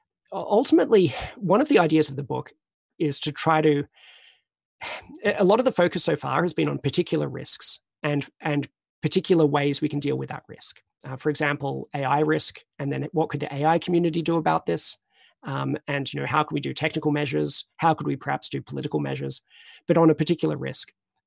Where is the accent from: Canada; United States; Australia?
Australia; moved away as an adult; now in Oxford, United Kingdom; I came to Oxford from Australia in 2003.